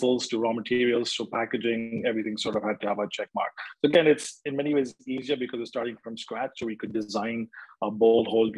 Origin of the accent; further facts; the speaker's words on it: India; moved away as an adult; also born or lived in Canada / United States / Europe; I was born and raised in India, and I finished my university in Canada